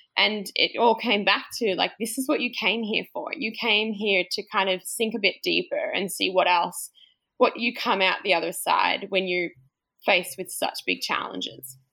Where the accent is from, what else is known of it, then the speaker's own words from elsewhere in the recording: Australia; i'm australian